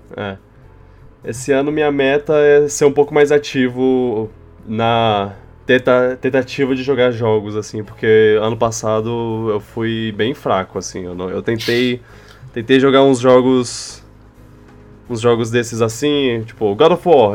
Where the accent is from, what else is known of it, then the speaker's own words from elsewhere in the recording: Brasília, Federal District, Brazil; moved away; na minha terra